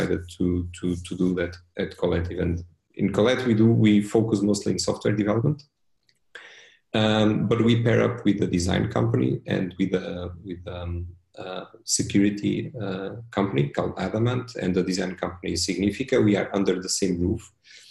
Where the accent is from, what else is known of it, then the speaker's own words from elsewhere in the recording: Portugal; also born or lived in Switzerland; that's where I'm from